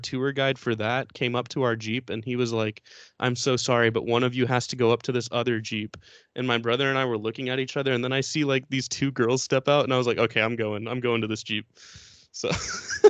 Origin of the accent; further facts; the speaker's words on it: Houston, Texas, United States; I'm from Houston.